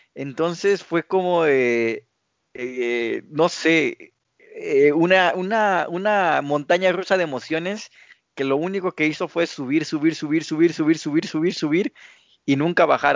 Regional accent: Mexico; somos como mexicanos

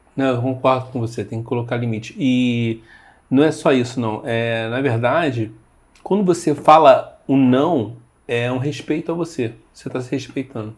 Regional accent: Rio de Janeiro, Brazil; eu sou, acho que você percebeu que eu sou carioca

